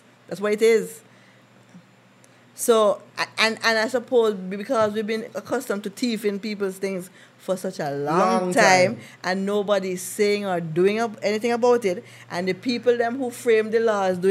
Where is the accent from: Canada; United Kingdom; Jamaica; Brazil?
Jamaica; I am a Jamaican. I have dual nationality from birth, but I was born in Jamaica.